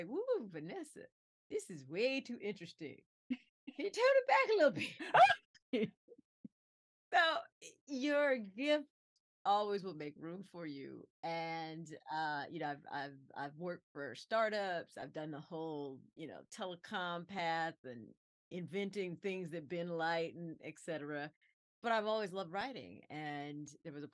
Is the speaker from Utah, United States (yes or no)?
no; Aiken, South Carolina, United States; we're a poor family, growing up in South Carolina